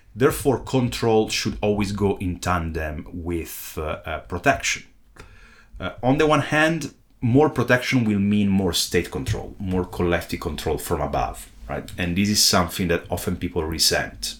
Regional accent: Italy; my home country, Italy

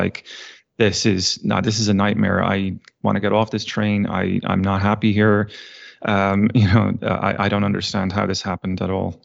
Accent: Ireland; moved away as an adult; also born or lived in Virginia, United States / Texas, United States; now in United States; I was born and raised in Ireland and, uh, moved to the States, uh, geez, twenty years ago now

